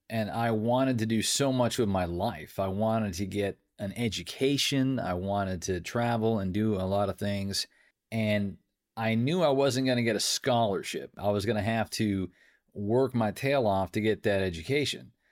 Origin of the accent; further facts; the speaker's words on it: Troy, New Hampshire, United States; I grew up in Troy, New Hampshire, small town America. People often hear my voice and they say, You sound like you're from the South. Where are you from? And I'm like, I'm from Southern New Hampshire.